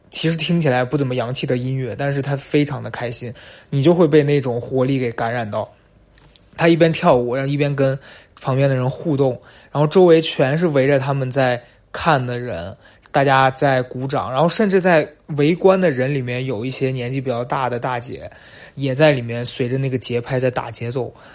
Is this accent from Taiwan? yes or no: no; northwestern China, China; moved away as an adult; now in Beijing, China; 毕竟我是在西北长大